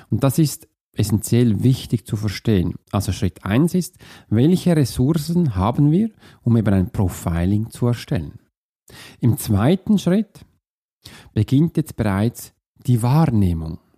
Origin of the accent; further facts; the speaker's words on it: Zurich, Switzerland; Bei mir in der Nähe, wo ich aufgewachsen bin, gab es einen See. Das war der Türlersee.